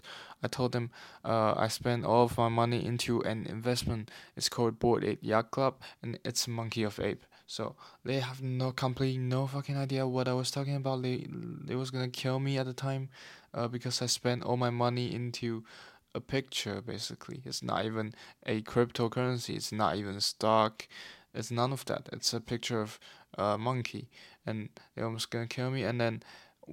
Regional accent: Taiwan; now in London, United Kingdom; I'm currently in London, but I'm from Taiwan originally

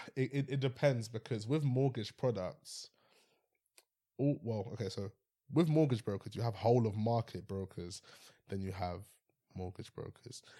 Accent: London, United Kingdom; I'm from West London area

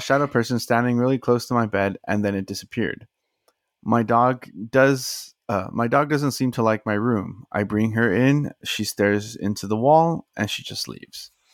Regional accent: South Texas, United States; we were from, from, you know, South Texas too

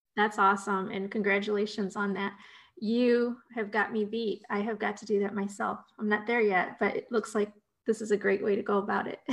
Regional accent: Ohio, United States; moved away; I got my start in newspaper writing back in my home state of Ohio.

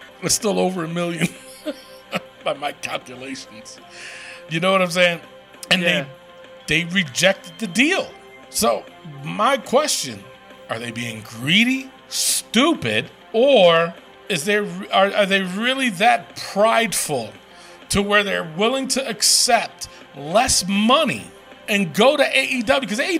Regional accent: New York City, New York, United States; I'm from the Bronx.

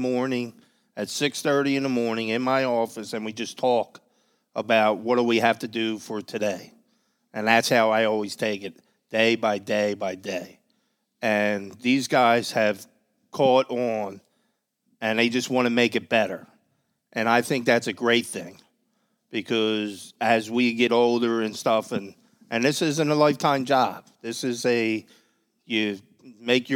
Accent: Philadelphia, Pennsylvania, United States; I'm from Manayunk

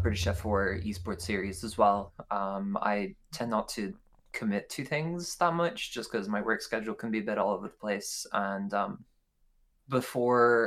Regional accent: Ireland; I am from Ireland. I am the token Irish one in Priz.

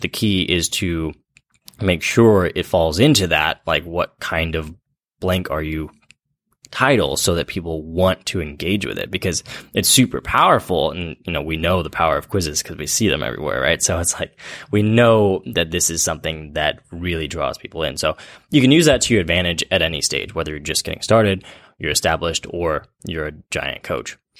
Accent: Central Valley, California, United States; I grew up in the Central Valley

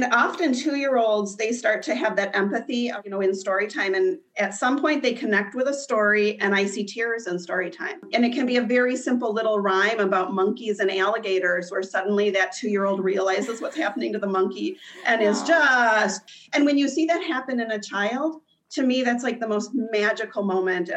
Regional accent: Midwest, United States; I'm from the Midwest.

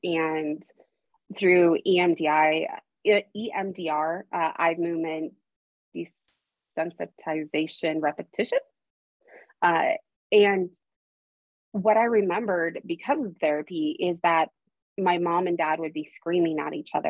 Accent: Idaho, United States; also born or lived in Arizona; I was born in Arizona and at the age of 8, I moved to Idaho

